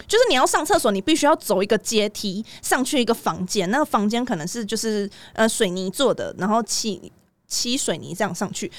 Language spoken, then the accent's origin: Chinese; Taiwan; 我台湾人